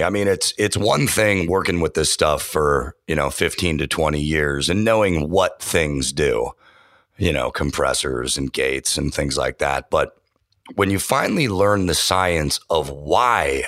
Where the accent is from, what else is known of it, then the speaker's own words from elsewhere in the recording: San Francisco Bay Area, California, United States; I grew up on FM radio in the San Francisco Bay Area